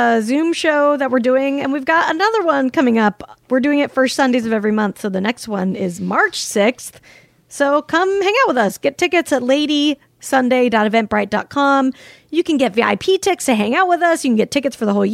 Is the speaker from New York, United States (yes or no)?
no; Salt Lake City, Utah, United States; I grew up in Salt Lake City